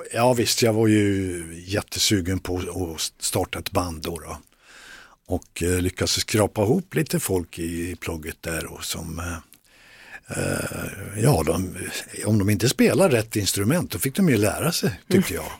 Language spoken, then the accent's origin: Swedish; Västerdalarna, Dalarna County, Sweden; det var där jag, där jag växte upp